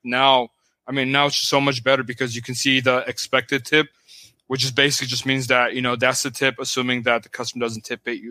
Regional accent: Pasadena, California, United States; also born or lived in Hollywood, Los Angeles / West San Fernando Valley; the first half of my life, I grew up in Pasadena.

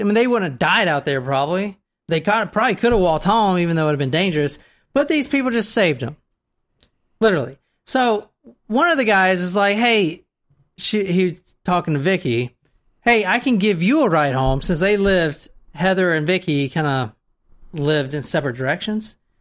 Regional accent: the South, United States; I'm in from the South

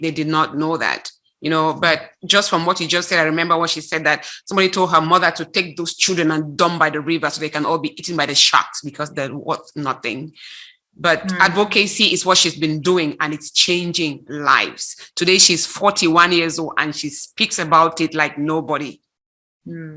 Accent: Cameroon; moved away as an adult; now in United States; I grew up in Cameroon. I now live in the United States, but I am a full blown Cameroonian, came here as an adult

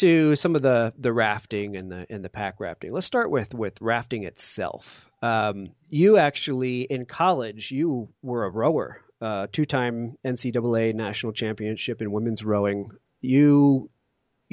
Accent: Connecticut, United States; I grew up in Connecticut

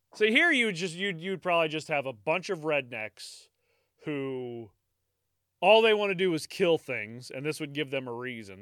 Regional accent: United States

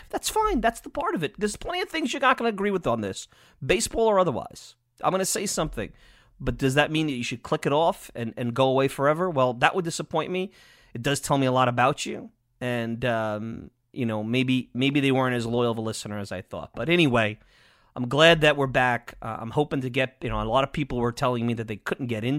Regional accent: Long Island, New York, United States; I'm biased from Long Island

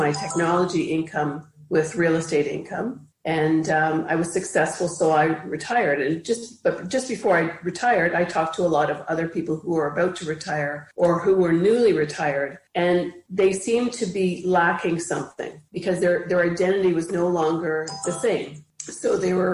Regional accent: Ottawa, Ontario, Canada; also born or lived in Toronto, Canada; now in Cobourg, Canada; I grew up in Ottawa, which is the capital of Canada, for most of my life, for most of my childhood and part of my adult

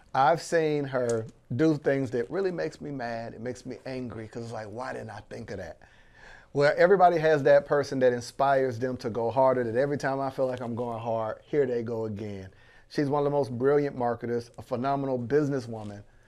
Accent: Panama City, Florida, United States; I'm born and raised in Panama City, Florida

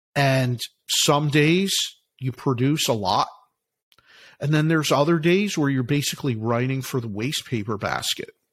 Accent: Philadelphia, Pennsylvania, United States; I'm from Philly, from Philadelphia

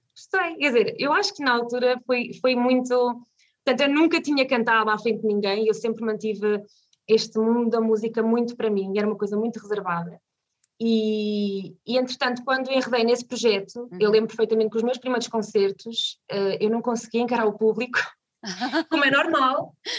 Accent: Vila Nova de Tazem, Centro, Portugal; also born or lived in Viseu; now in Canas de Senhorim, Portugal; nasci em Viseu, mas vivi 13 anos uh, numa zona chamada, numa vila chamada Vila Nova de Tazem

